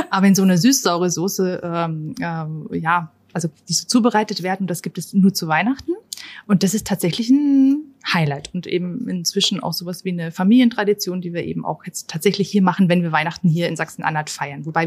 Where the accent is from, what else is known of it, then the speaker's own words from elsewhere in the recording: Upper Austria, Austria; da wo ich herkomme, also aus der Nähe von Linz, da spricht man ja fast so ein bisschen wie die Leute aus Bayern.